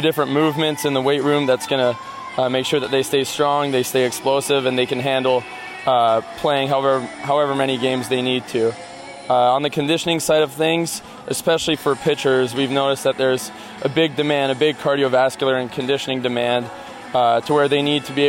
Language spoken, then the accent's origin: English; Ottawa, Ontario, Canada; moved away as an adult; now in Omaha, United States; in my hometown in Ottawa, we had a minor league team of the Expos